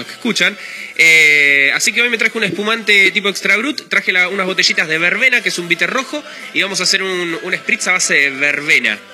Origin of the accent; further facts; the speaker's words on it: Argentina; acá en Argentina producimos